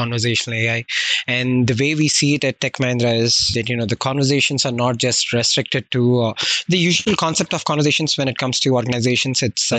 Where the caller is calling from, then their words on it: Hyderabad, Telangana, India; also born or lived in Florida, United States; I'm calling in from India, the specific region within the southern part of the India called as Hyderabad. And that's where I have been living for the past 30 years